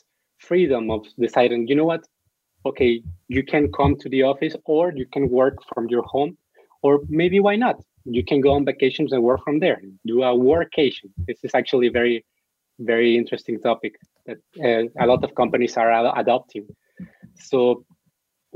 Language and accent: English; Mexico; I'm from Mexico